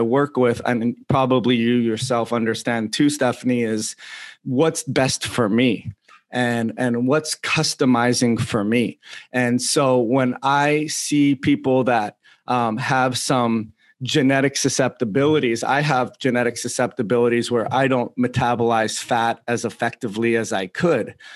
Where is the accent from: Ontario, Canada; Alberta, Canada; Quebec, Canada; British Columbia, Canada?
Ontario, Canada; Toronto; I'm from Toronto too